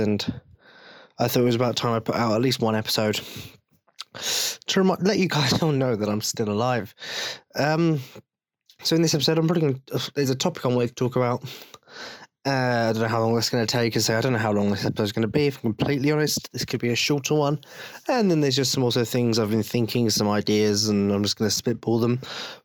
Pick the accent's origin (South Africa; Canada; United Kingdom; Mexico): United Kingdom; England; I'm English